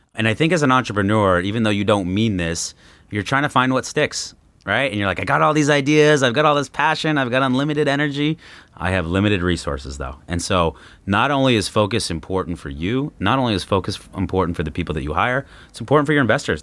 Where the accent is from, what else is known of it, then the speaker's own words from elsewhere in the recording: Los Angeles, California, United States; moved away; also born or lived in Arizona; I grew up in Los Angeles